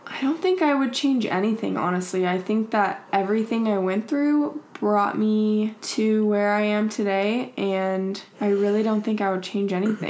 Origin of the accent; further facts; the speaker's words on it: Georgia, United States; moved away as an adult; also born or lived in Kentucky / Virginia / Utah; now in Los Angeles, United States; was born in Kentucky, and then we moved to Virginia, and then my brother and sister were born in Virginia, and then we moved to Georgia, and that's where I pretty much grew up my whole life, and then I went to school in Utah